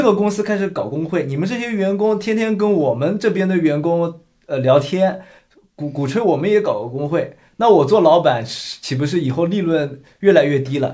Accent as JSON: {"language": "Chinese", "country": "China", "tie": "born or raised there", "moved": "yes", "lives_now": "Canada", "said": "我们从小在大陆"}